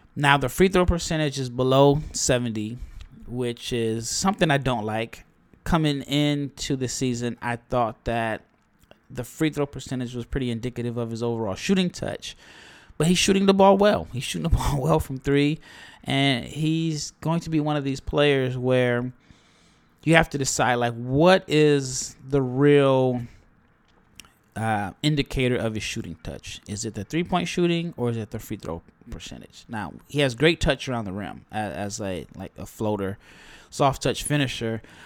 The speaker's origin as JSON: {"language": "English", "town": "Omaha", "region": "Nebraska", "country": "United States", "said": "I am from Nebraska, uh, Omaha, to be exact"}